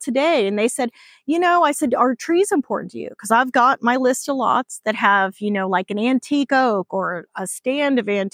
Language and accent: English; Hawaii, United States; now in Texas, United States; I grew up in Hawaii.